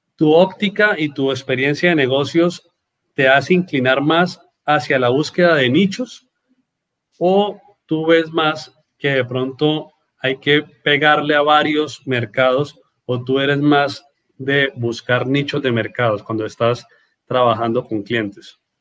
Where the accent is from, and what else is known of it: Norte de Santander, Colombia